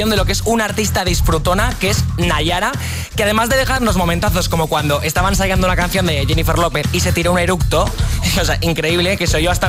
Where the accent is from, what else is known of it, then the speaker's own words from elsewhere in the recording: Pamplona, Navarre, Spain; ¿Qué me estás contando si yo soy de Pamplona?